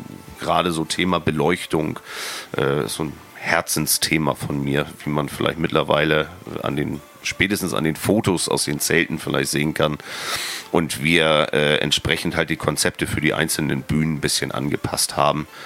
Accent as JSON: {"language": "German", "town": "Brunsbüttel", "region": "Schleswig-Holstein", "country": "Germany", "tie": "born or raised there", "lives_now": "Wacken, Germany", "said": "ich bin halt gebürtiger Brunsbüttler. Ähm, mittlerweile Wackener"}